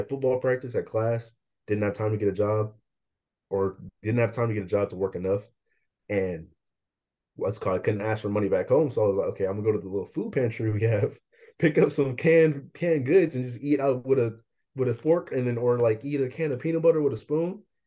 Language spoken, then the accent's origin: English; Bay Area, Northern California, United States; also born or lived in Vallejo, California / Fairfield, California / Concord, California / Pittsburg, California; I'm from the Bay Area, which is in California, Northern California. Um, I moved all around, so I just tell everyone I'm just from the Bay. I was born in Vallejo